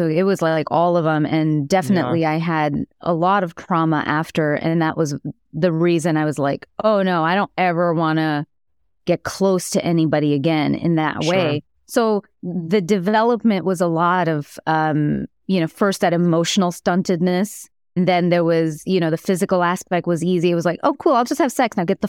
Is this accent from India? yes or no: yes; India; I'm Indian. I'm always doing math.